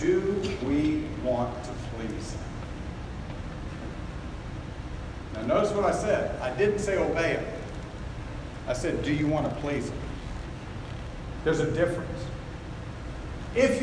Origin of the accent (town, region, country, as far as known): United States